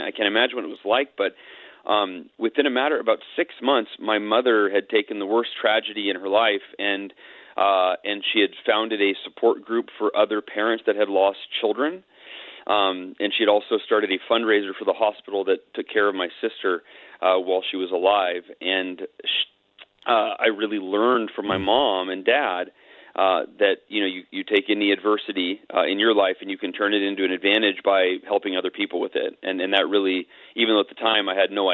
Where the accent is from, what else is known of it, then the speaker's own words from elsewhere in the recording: Oakhurst, California, United States; also born or lived in Camarillo, California; now in Austin, United States; we moved up to the mountains, up to Oakhurst, California, Northern California, up near Yosemite National Park, and that's where I grew up